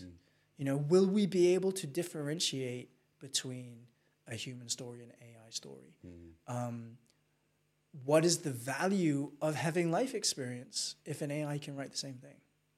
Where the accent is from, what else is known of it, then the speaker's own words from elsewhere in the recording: Hong Kong; I'm such a fan of the Chinese and the culture that I grew up in Hong Kong, because that's where my work ethic comes from.